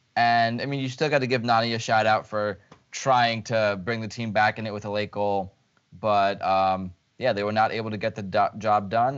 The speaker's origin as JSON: {"language": "English", "town": "Lviv", "region": "Lviv Oblast", "country": "Ukraine", "tie": "born or raised there", "moved": "yes", "said": "my hometown club"}